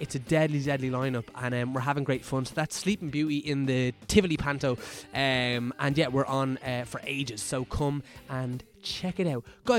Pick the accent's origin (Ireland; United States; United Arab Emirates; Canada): Ireland; Dunboyne, Leinster; Because I'm from Dunboyne, which is next door to Maynooth, really.